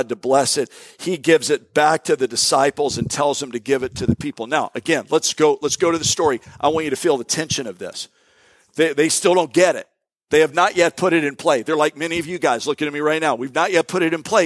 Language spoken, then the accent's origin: English; Florida, United States; moved away; also born or lived in Jacksonville, Florida / Tampa, Florida / Bradenton, Florida; I grew up, I'm a native Floridian. I was born in Jacksonville